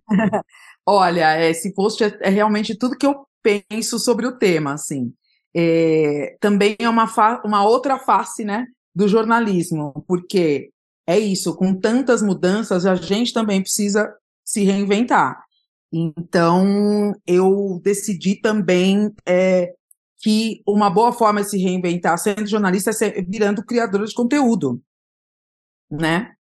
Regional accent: São Paulo, Brazil; eu sou de São Paulo, eu nasci na Zona Leste de São Paulo, no, na Vila Carrão, mas eu fui criada no Jardim Aricanduva, que é um bairro próximo

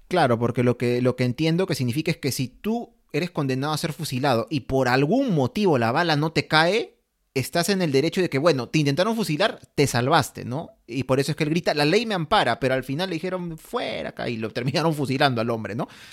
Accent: Peru

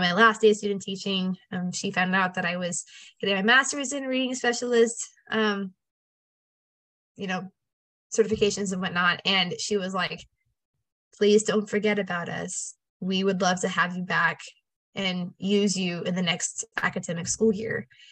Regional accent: Orange Grove, Texas, United States; I'm from Orange Grove is like 45 minutes from Corpus

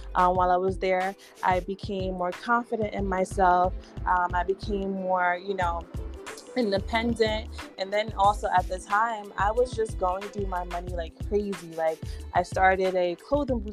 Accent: New York City, New York, United States; I am a Bronx girl born and raised in New York here

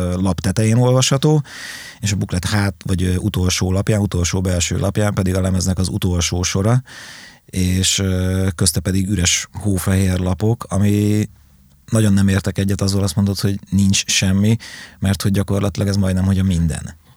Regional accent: Nyíregyháza, Szabolcs-Szatmár-Bereg, Hungary; az István a királyt például bátyámmal váltott szereposztásban üvöltöttük otthon, panelház, Nyíregyháza, Kumbéla utca

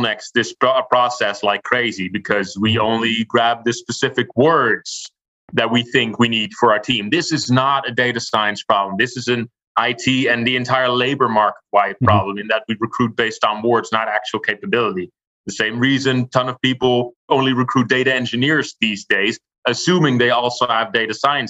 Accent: Rotterdam, South Holland, Netherlands; my hometown of Rotterdam

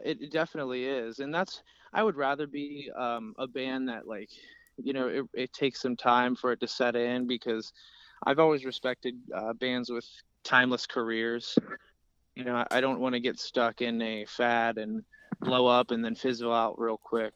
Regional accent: Cincinnati, Ohio, United States; We're from Cincinnati, Ohio

